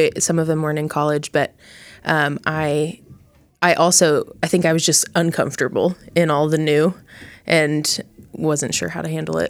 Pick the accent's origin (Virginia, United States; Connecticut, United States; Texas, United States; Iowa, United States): Texas, United States; Plano; So I moved a lot when I was little, but in about middle school, we moved to Plano, Texas. And so that's basically where I grew up.